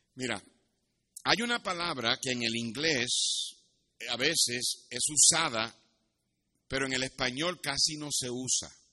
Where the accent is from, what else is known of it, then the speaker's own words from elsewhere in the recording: Puerto Rico; Yo me crié en Puerto Rico y me crié cerca de la playa